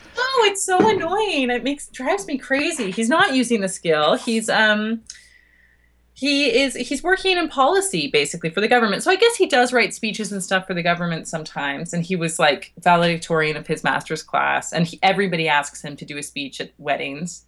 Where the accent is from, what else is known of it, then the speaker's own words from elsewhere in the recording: Toronto, Ontario, Canada; moved away as an adult; now in United Kingdom; I'm Canadian, uh, from Toronto